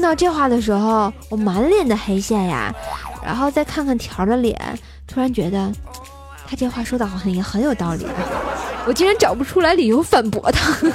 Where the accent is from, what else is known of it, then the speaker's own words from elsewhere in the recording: Tangshan, Hebei, China; moved away; 我老家是哪儿呢？唐山